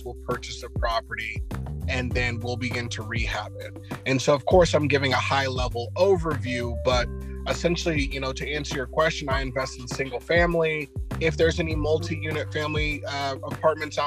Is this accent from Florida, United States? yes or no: no; Fresno, California, United States; We're from Fresno, California.